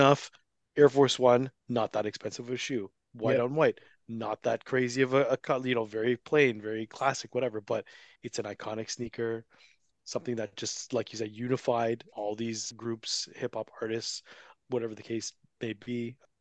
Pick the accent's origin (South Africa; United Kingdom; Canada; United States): Canada; Toronto, Ontario; I grew up in Toronto and the GTA